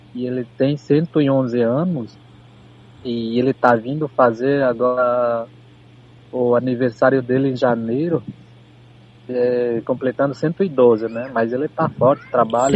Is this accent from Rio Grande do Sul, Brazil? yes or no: yes; Viamão, Rio Grande do Sul, Brazil; somos nós aqui de Itapuã